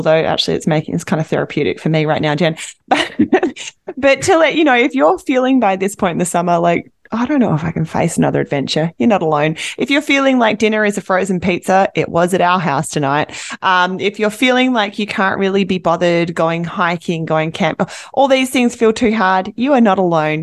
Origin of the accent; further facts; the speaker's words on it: Australia; now in Vancouver, Canada; I'm Australian